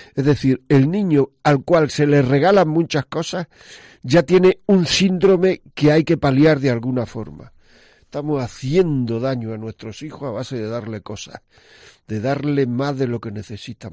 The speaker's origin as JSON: {"language": "Spanish", "area": "northern part of the province of Granada", "region": "Andalusia", "country": "Spain", "said": "como se dice en mi tierra, la parte norte de la provincia de Granada."}